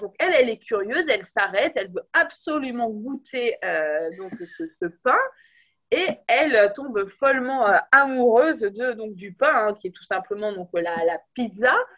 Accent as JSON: {"language": "French", "country": "France", "said": "on est des Français"}